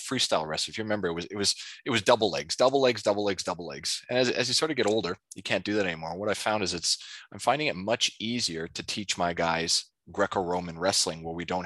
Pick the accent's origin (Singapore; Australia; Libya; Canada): Canada; I grew up in Canada